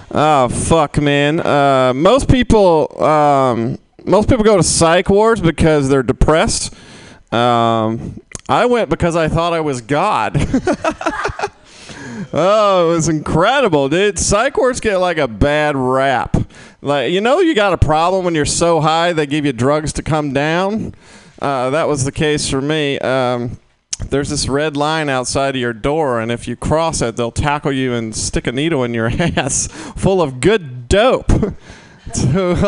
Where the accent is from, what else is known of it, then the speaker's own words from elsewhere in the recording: Mississippi, United States; moved away as an adult; also born or lived in Oklahoma, United States; now in San Francisco, United States; I was born in Oklahoma, and then I downgraded to Mississippi